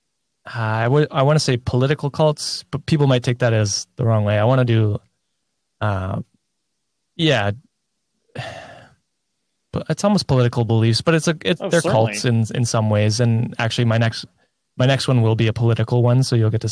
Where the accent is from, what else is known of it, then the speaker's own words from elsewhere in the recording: Canada; I'm not an American, but as a fellow Canadian